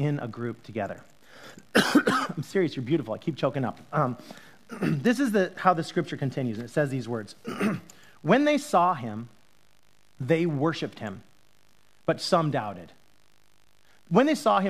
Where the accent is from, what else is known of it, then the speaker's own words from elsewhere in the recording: Utah, United States; I grew up in Utah